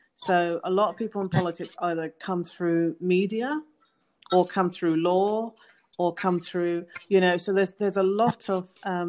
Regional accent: England, United Kingdom; now in United States; And she was from Spain. And, of course, I'm from England. And so we connected because there was this European connection.

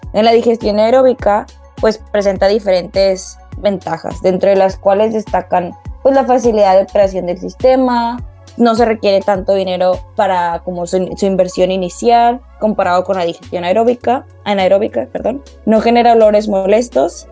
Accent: Monterrey, Nuevo León, Mexico; moved away as an adult; now in Melbourne, Australia; soy originaria de Monterrey, Nuevo León

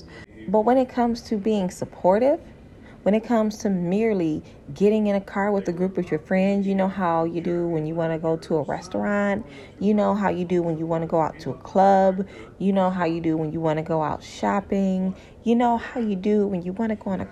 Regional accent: Michigan, United States; I'm from Michigan

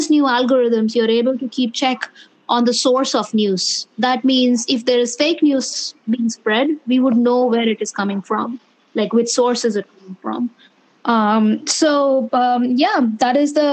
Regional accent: North India, India; moved away as an adult; now in Bay Area, United States; I grew up in the north of India, but my family is from the south of India.

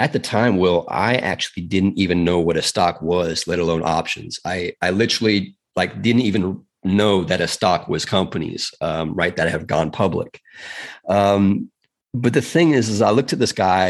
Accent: South Africa; now in United States; I'm from South Africa originally.

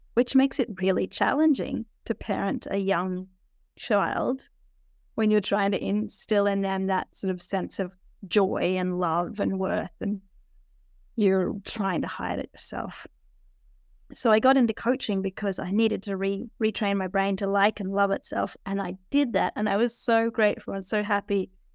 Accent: Australia; I'm an Aussie

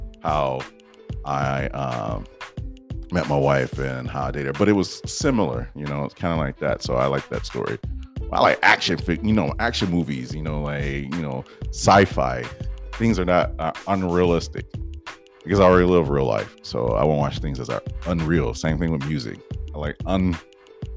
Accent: Detroit, Michigan, United States; born in Detroit, Michigan. Yes. I don't know if everybody knew that. I say I'm from Detroit.

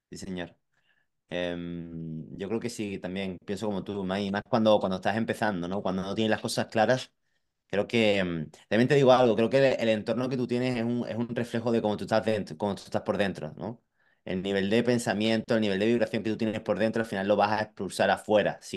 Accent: Madrid, Community of Madrid, Spain; Yo vengo de Madrid y veo, veo mucha gente que, eh, bueno

